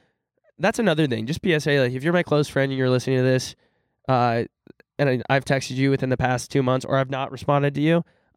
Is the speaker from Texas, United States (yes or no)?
yes; Texas, United States; We're from Texas. It was freaking hot.